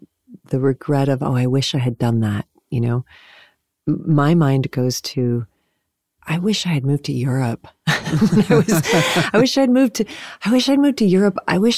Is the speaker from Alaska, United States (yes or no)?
no; Massachusetts, United States; I grew up in New England and in the Berkshires. It's really, really pretty there.